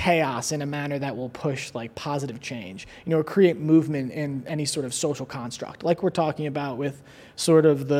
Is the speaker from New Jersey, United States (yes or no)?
no; Long Island, New York, United States; moved away as an adult; also born or lived in Queens, New York / Manhattan, New York; now in Los Angeles, United States; I was born in Queens and then I was raised mostly on Long Island and then I lived in Murray Hill in Manhattan and before I came here